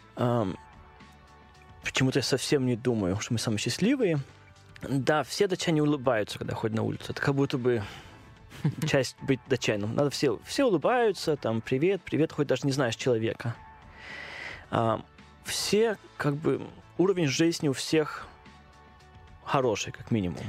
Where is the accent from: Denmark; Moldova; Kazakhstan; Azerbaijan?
Denmark; accent: Danish; Russian is a second language; moved away as an adult; also born or lived in Odesa, Ukraine; now in Moscow, Russia; я родился в Одессе, и когда было лет 5-6 примерно, а, мама поехала в Данию. Э, Встретил моего отчима, и я вот да, с ней поехал, эм, и начал там в школу, и начал первую часть жизни эм, в Дании